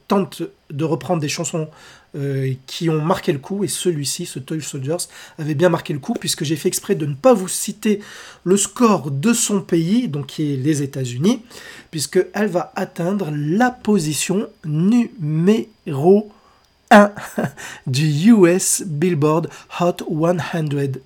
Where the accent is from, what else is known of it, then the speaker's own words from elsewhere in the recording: France; chez nous, en France